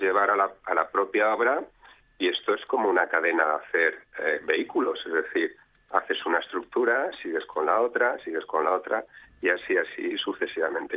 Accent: Spain

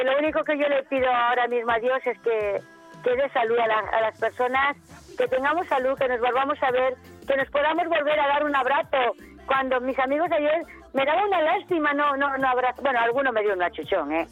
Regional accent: Extremadura, Spain; now in Valencia, Spain; yo soy extremeña

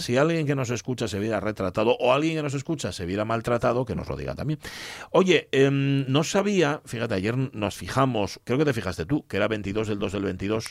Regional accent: Gijón, Asturias, Spain; yo soy de Gijón

